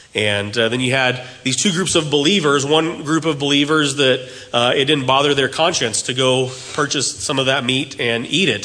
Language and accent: English; United States; As Americans